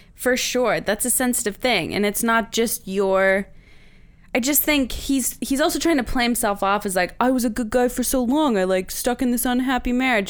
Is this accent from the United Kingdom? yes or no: no; Saint John, New Brunswick, Canada; moved away; Saint John, New Brunswick